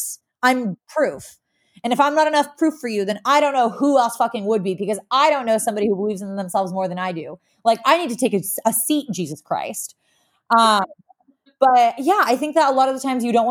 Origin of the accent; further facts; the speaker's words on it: New York, United States; I'm a New Yorker